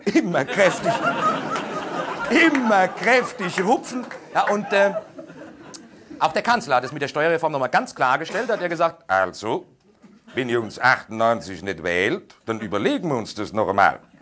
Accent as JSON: {"language": "German", "town": "Aschaffenburg", "region": "Bavaria", "country": "Germany", "said": "Also, da wo ich herkomme, so Großraum Aschaffenburg, also von mir aus gesehen noch Bayern"}